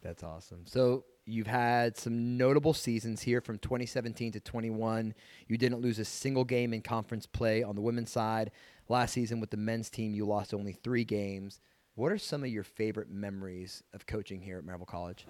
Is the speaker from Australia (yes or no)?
no; Bayonne, New Jersey, United States; moved away; I'm from New Jersey originally, Bayonne, New Jersey